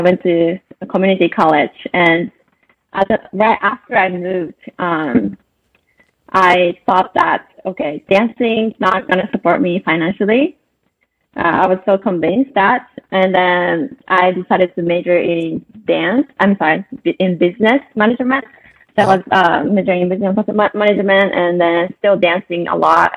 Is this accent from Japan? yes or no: yes; Saitama, Japan; now in Los Angeles, United States; I was born and raised in Saitama, Japan